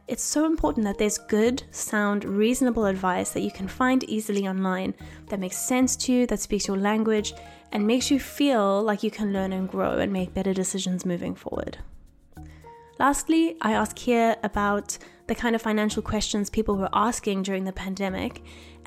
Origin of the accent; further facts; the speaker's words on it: South Africa; now in United Kingdom; I'm not from here, I'm from South Africa